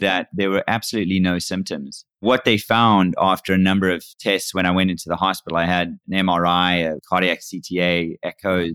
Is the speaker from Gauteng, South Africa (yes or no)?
no; Cape Town, Western Cape, South Africa; moved away as an adult; now in United States; I was born and raised in Cape Town, South Africa, and I moved to the U S in nineteen ninety-eight